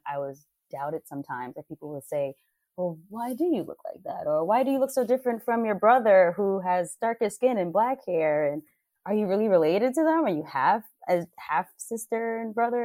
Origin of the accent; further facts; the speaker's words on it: New York City, New York, United States; now in Los Angeles, United States; I grew up in Harlem, New York City